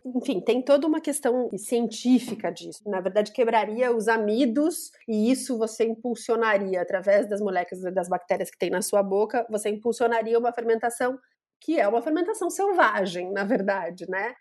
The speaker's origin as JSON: {"language": "Portuguese", "town": "Curitiba", "region": "Paraná", "country": "Brazil", "tie": "born or raised there", "also_born_or_lived": "London, United Kingdom", "moved": "as an adult", "lives_now": "São Paulo, Brazil", "said": "Nasci, cresci lá, fiquei em Curitiba até os 24 anos."}